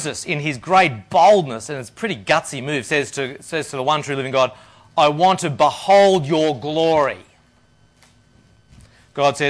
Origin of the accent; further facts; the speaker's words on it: Australia; moved away as an adult; also born or lived in India; I'm an Australian